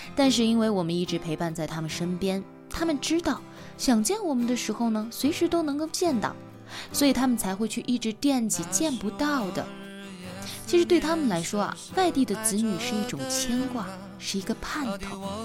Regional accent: China; 我们中国人

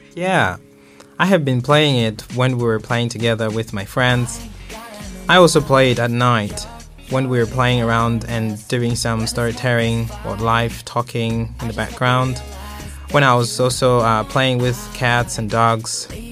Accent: Malawi; now in Jinhua, China; my hometown uh, in Malawi.

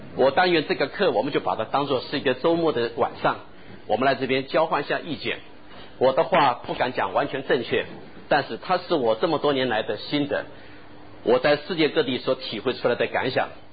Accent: Taiwan; moved away; also born or lived in Shanghai, China / United States / United Kingdom / Japan; 我因为在台湾长大，在美国和英国求学，又在日本工作

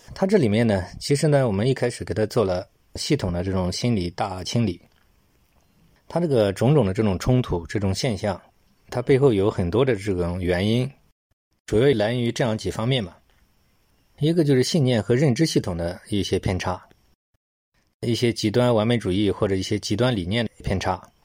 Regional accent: China; 我们中国人讲过犹不及嘛

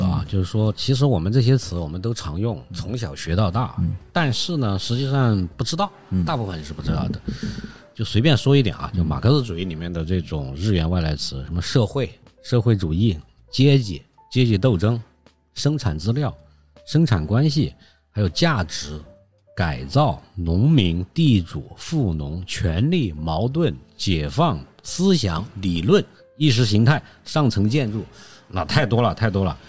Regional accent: China; 对我们中国人来说，肯定是有一种 有一种隔阂感的

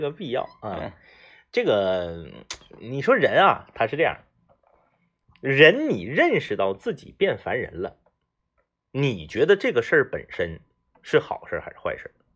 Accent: Northeast China, China; 咱就代表东北人

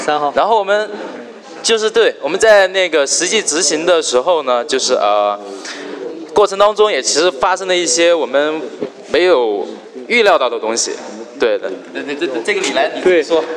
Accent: Chongqing, China; 我是在重庆的大山里面长大的

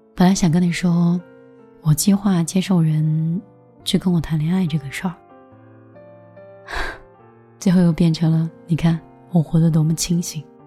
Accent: China; 我们中国人过于传统

